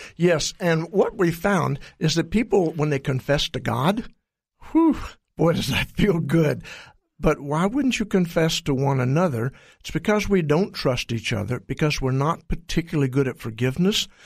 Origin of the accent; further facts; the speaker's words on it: Texas, United States; I'm from Texas